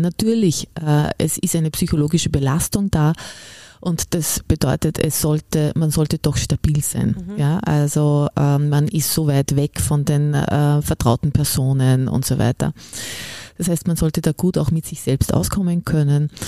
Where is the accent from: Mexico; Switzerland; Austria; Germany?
Austria; Upper Austria; ich bin ja Oberösterreicherin